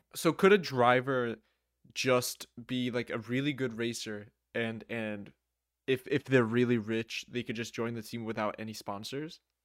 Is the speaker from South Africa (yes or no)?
no; New Jersey, United States; I am from the United States, from Jersey, to be more specific.